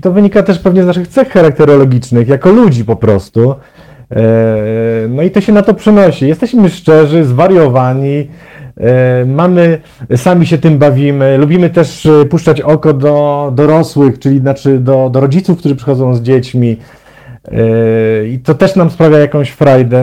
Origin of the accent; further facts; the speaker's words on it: Zielona Góra, Lubusz Voivodeship, Poland; moved away as an adult; now in Warsaw, Poland; postanowiłem zamieszkać w Warszawie, bo pochodzę z Zielonej Góry.